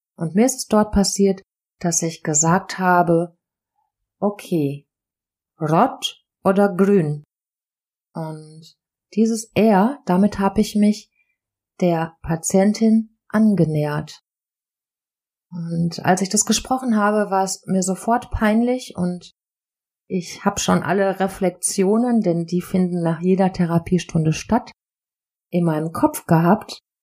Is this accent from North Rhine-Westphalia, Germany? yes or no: yes; Ruhr area, North Rhine-Westphalia, Germany; accent: Ruhrpott; Ich wurde im tiefsten Herzen im Ruhrgebiet geboren